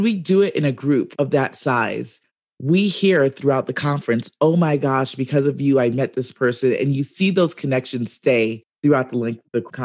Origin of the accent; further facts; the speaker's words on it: New York City, New York, United States; now in Reno, United States; I'm from the Bronx, and we'll talk about it to the day I die. Living in Reno, I say, I live in Reno, but I'm from the Bronx